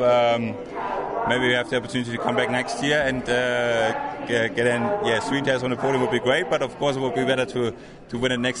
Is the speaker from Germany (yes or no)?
yes; Germany; English is a second language; Nissan Germany is supporting me for driving for Nissan at the 24 Hours at Nürburgring, like my home country